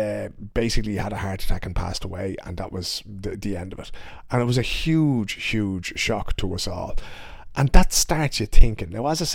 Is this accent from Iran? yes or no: no; Ireland; all of those cultural things and how we fit into society as Irish people